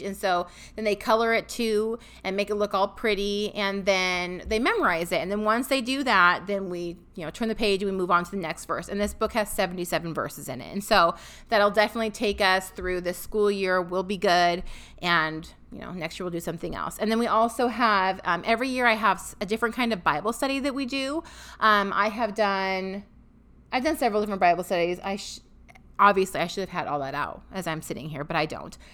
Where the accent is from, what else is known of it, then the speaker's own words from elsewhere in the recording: Washington, United States; moved away as an adult; now in Tennessee, United States; we are both from Washington State